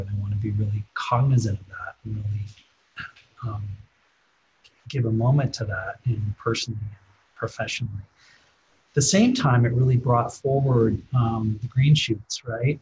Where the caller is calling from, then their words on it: Midwest, United States; I'm calling from the Midwest